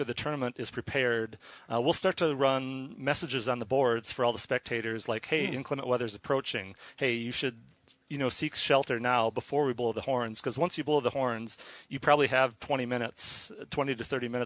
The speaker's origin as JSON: {"language": "English", "region": "Minnesota", "country": "United States", "tie": "born or raised there", "moved": "yes", "lives_now": "Seattle, United States", "said": "I grew up in Minnesota, but okay. I live in Seattle now"}